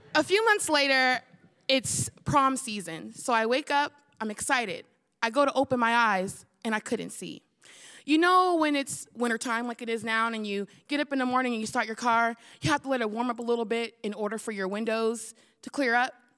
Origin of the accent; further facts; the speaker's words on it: the Bay Area, California, United States; I'm from the Bay where they hyphy and go dumb